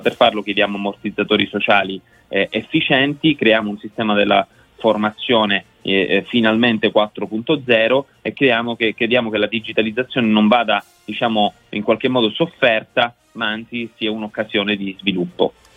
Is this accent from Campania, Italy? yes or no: no; Sicily, Italy; Io faccio impresa, come ricordavi, in Sicilia, sono felice, non lascerò la mia terra